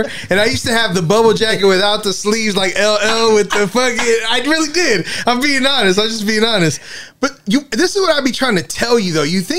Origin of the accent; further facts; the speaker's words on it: Inglewood, California, United States; Okay, I grew up in Inglewood, but I'm over here, you know, in Santa Monica, right?